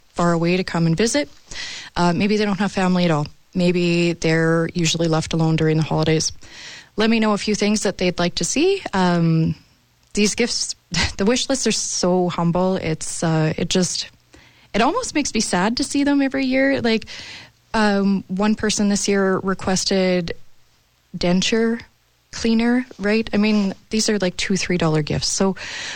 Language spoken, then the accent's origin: English; Moose Jaw, Saskatchewan, Canada; We grew up here in Moose Jaw.